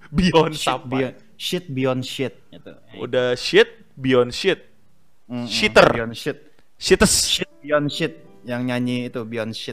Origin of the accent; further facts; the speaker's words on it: Java, Indonesia; gue juga orang Jawa loh